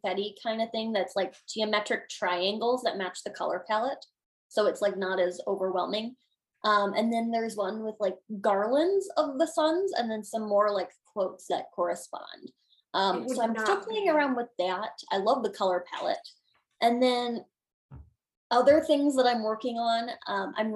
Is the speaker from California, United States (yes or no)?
no; Illinois, United States; my home state of Illinois